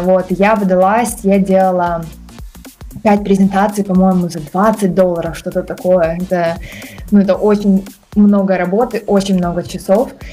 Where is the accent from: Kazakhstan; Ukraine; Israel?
Ukraine; Kyiv; я вообще сама из Киева, из Украины.